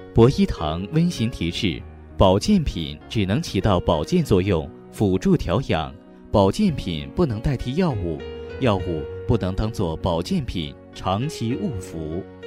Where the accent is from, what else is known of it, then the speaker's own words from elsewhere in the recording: Shandong, China; 我就是山东人